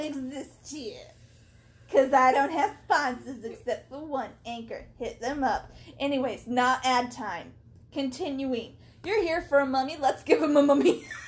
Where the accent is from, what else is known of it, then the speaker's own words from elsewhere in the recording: United States; as an American